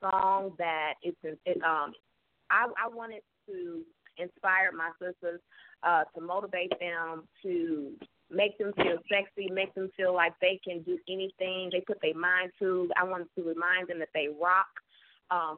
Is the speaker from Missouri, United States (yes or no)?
yes; St. Louis, Missouri, United States; also born or lived in Liberia / Ivory Coast / Chicago; my family moved back to the States. I grew up in St. Louis